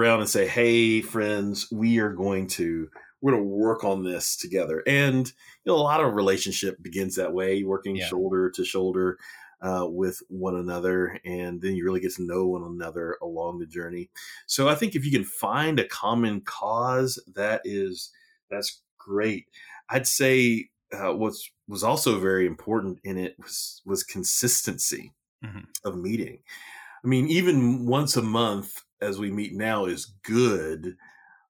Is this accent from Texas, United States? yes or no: yes; Texas, United States; now in Chapel Hill, United States; I'm a Texan